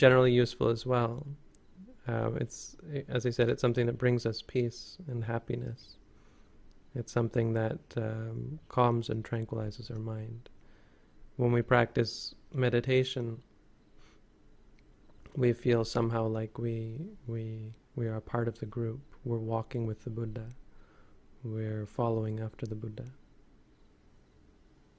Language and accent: English; Canada; As Canadians